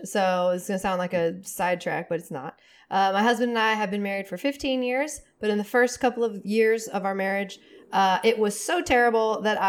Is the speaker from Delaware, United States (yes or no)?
no; Seattle, Washington, United States; I'm from Seattle.